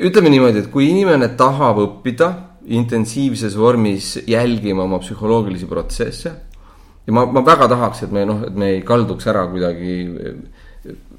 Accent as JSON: {"language": "Estonian", "country": "Estonia", "also_born_or_lived": "Southeast Asia / United States / England", "moved": "as an adult", "said": "ma olen viimase kümne aasta jooksul päris märkimisväärse aja Eestist eemal olnud"}